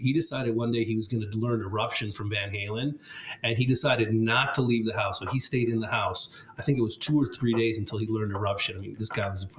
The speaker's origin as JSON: {"language": "English", "town": "Rome", "region": "Lazio", "country": "Italy", "tie": "born or raised there", "said": "I was born and raised in Italy. My parents are Italian. I'm Italian, but they decided to send me to an American school when I was six."}